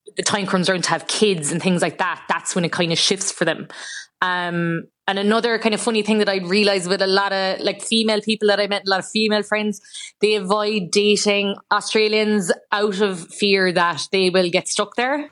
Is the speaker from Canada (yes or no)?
no; Ireland